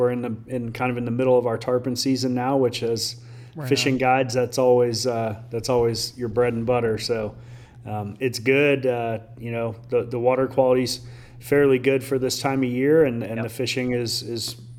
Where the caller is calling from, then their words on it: Fort Myers, Florida, United States; It's going great. I'm in Southwest Florida, Fort Myers area.